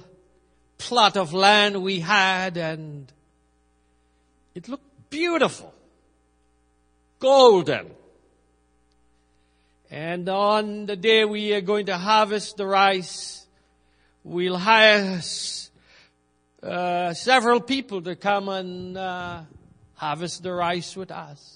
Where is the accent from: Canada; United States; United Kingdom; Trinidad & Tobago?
Trinidad & Tobago; moved away; I grew up in Trinidad, and when I was growing up, we planted rice